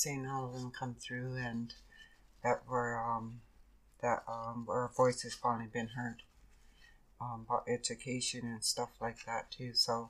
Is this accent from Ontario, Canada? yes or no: no; Duncan, British Columbia, Canada; moved away as an adult; now in Nanaimo, Canada; I'm from Duncan, B.C. Coast Salish.